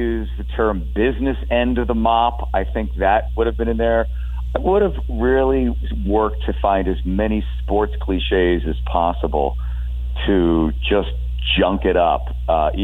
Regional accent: Philadelphia, Pennsylvania, United States; now in Seattle, United States; I'm from Philadelphia

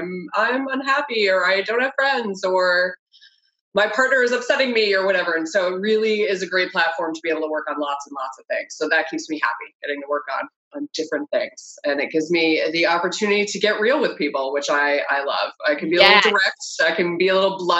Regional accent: Maine, United States; moved away as an adult; now in Florida, United States; I'm originally from Maine and have my first license there

